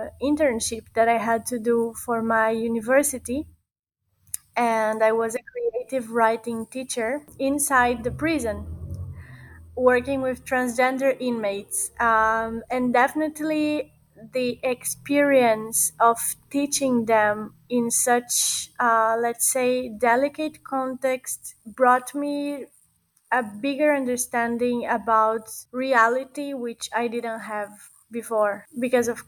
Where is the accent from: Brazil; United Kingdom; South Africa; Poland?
Brazil; now in Barcelona, Spain; I was born and grown in Brazil. Now I live in Barcelona. I am Italo-Brazilian